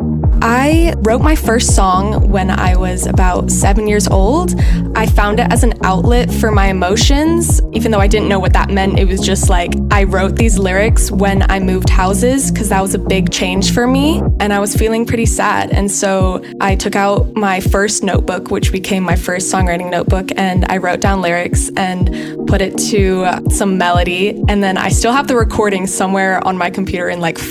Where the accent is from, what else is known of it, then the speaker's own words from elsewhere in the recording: Bay Area, California, United States; moved away as an adult; now in Boston, United States; I am originally from California, around the Bay Area